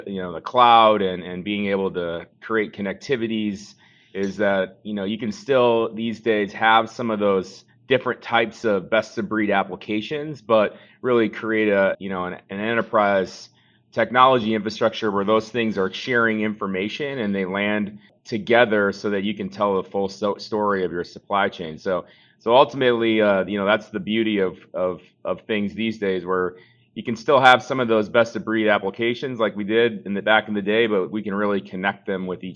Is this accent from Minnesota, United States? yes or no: yes; Bloomington, Minnesota, United States; I grew up in Bloomington, Minnesota